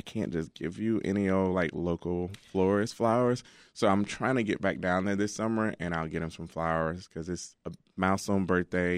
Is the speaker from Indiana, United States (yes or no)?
no; Alabama, United States; now in Chicago, United States; I'm from Alabama, and um, my dad and mom still live down there